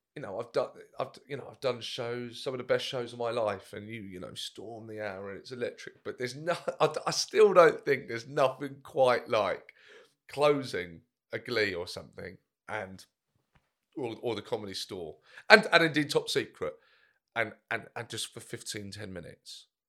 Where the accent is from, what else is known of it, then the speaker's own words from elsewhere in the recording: Brighton, South East England, United Kingdom; my hometown, Bryce, uh, Theatre Royal